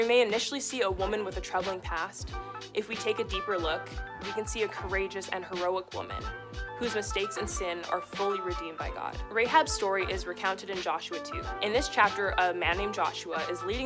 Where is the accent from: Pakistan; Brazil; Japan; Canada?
Canada; Red Deer, Alberta; now in Edmonton, Canada; I'm the girl from Red Deer